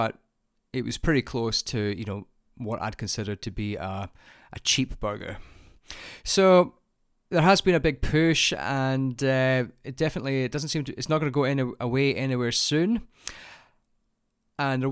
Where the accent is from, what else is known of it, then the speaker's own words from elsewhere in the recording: Scotland, United Kingdom; now in Australia; as a Scotsman